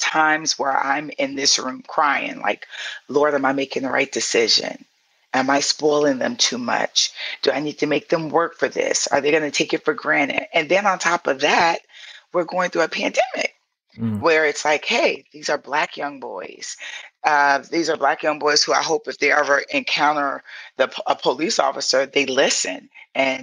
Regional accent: St. Petersburg, Florida, United States; moved away; also born or lived in Atlanta; I'm from Southside St. Pete in the hood and the projects.

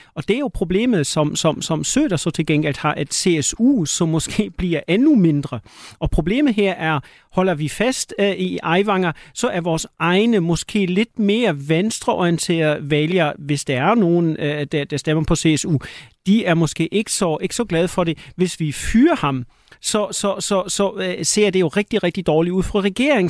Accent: Schleswig-Holstein, Germany; nu kommer jeg fra Slesvig Holsten

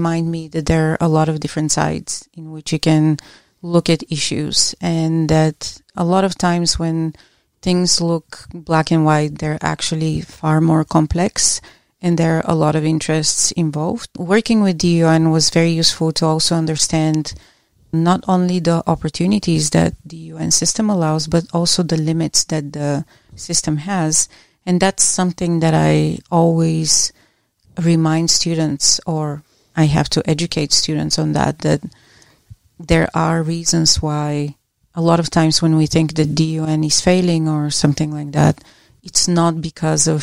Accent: Bulgaria; now in United States; I grew up in Bulgaria

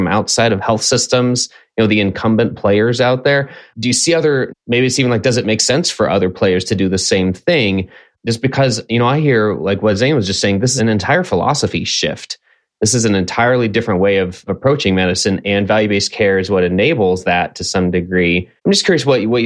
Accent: Houston, Texas, United States; now in Phoenix, United States; I grew up in Houston

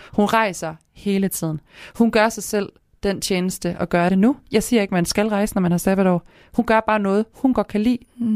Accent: Kalundborg, Zealand, Denmark; accent: Kalundborg Jutlandic; moved away as an adult; now in Aarhus, Denmark; der, hvor jeg kommer fra, det er Kalumborg ja. på Sjælland, der snakker vi faktisk om, at vi snakker Kalumborg jysk

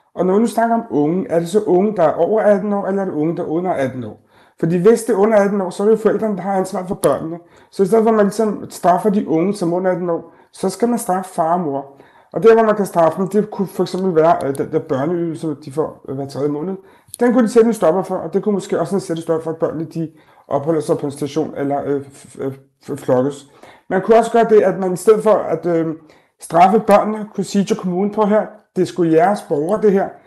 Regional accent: Denmark; som danskere, kan vi øh, invitere vores børns øh, venner hjem

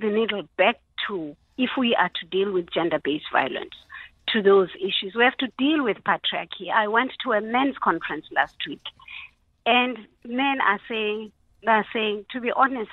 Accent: South Africa; as a South African society

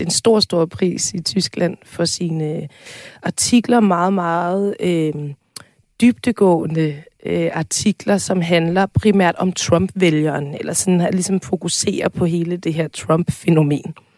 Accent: Tårnby, Capital Region of Denmark, Denmark; Tormby Teater, som øh, ligger ret tæt på, hvor jeg er opvokset

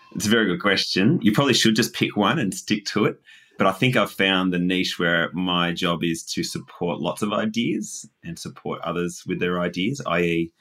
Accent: Dingee, Victoria, Australia; I grew up in Dinghy, or just outside Dinghy. The area was actually Pompapeel

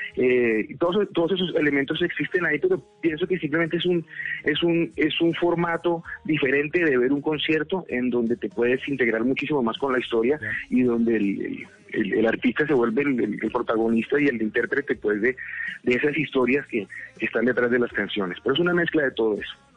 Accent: Colombia; esa impresión que tuve cuando niño y cuando adolescente de lo que veía que pasaba en mi país

